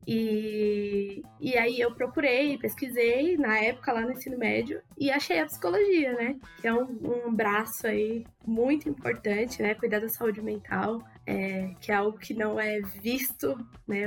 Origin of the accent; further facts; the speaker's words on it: São Paulo, Brazil; also born or lived in Mogi das Cruzes; eu sou da Zona Norte de São Paulo, mas na verdade estudei em Mogi das Cruzes e voltei pra Zona Norte